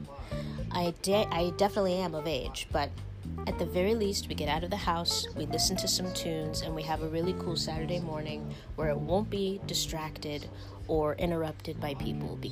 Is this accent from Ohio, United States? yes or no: yes; Ohio, United States; moved away as an adult; now in Pennsylvania, United States; I'm from Ohio, where I have a driver's license